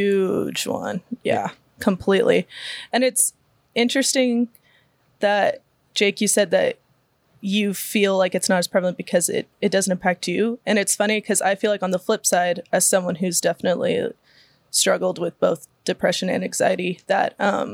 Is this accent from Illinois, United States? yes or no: no; Riverside, California, United States; I was born and raised locally here in Riverside. Grew up kind of going to church my whole life, kind of been in that sphere.